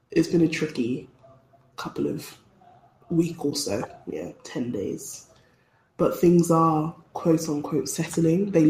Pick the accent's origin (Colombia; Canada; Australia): Colombia; I am from Colombia. If somebody does something, you go, oh yeah, but I'm Colombian.